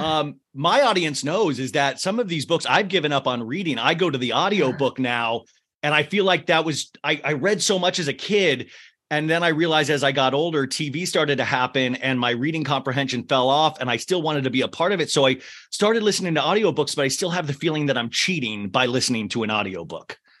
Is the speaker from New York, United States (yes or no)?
no; Kansas, United States; I'm from Kansas, so I go ah